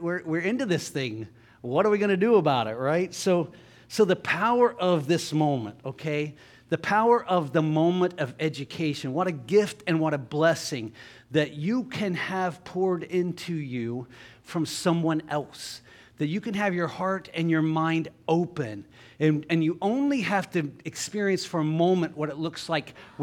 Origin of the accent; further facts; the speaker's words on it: Jackson, Ohio, United States; I grew up in Jackson, Ohio, public schools